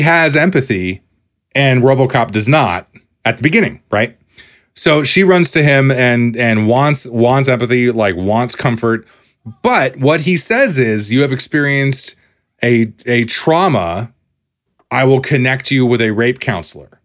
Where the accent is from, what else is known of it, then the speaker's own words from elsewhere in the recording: United States; as an American